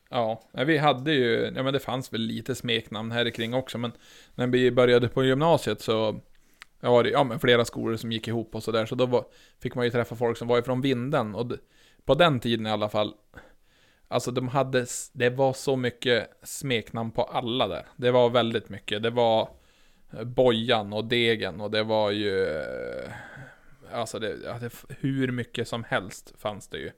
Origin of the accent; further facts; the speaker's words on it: outside Umeå, Västerbotten County, Sweden; ifall jag säger till någon vart jag är ifrån, då säger jag ju ja, utanför Umeå